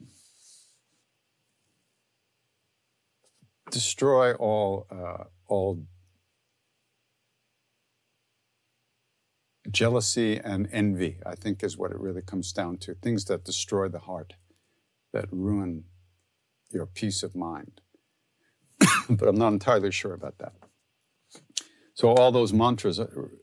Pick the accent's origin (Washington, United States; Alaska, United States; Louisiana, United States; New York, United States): New York, United States; Long Island